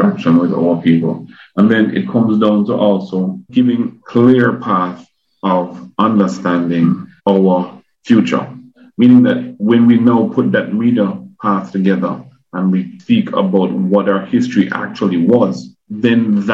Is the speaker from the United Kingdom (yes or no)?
no; Kingston, Jamaica; now in United States; I grew up in Kingston